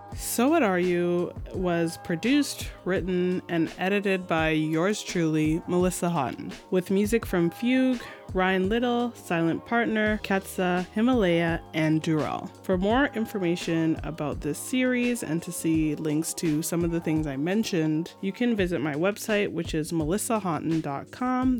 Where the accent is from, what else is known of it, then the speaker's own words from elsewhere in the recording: Mississauga, Ontario, Canada; where I grew up in North Mississauga